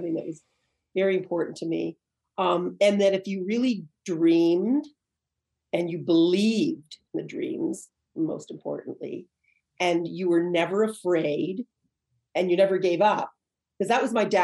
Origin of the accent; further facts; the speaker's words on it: Canada; growing up in Canada